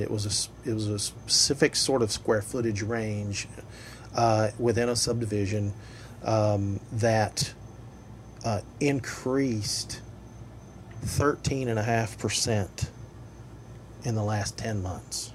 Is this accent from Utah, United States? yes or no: no; Tri-Cities area, East Tennessee, United States; moved away; I grew up in East Tennessee in the Tri Cities area